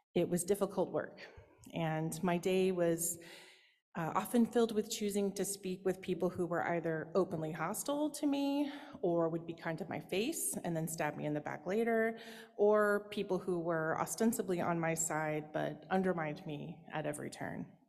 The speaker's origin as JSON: {"language": "English", "region": "Oklahoma", "country": "United States", "moved": "yes", "lives_now": "Massachusetts, United States", "said": "I'm originally from Oklahoma"}